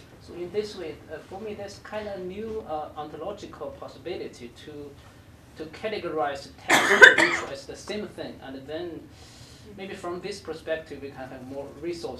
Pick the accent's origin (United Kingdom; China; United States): China; moved away; I'm from China, and usually, I think my own tradition, the Confucianism